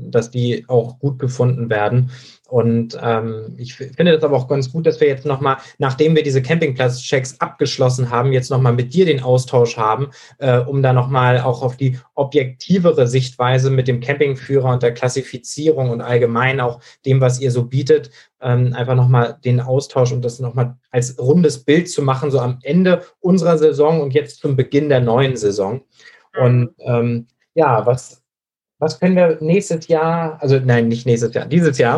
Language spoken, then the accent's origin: German; Schleswig-Holstein, Germany; Das ist in Schleswig-Holstein, wo ich herkomme, natürlich auch so gewesen. Da hatte der Kreis Pinneberg andere Regeln als der Kreis Schleswig-Flensburg.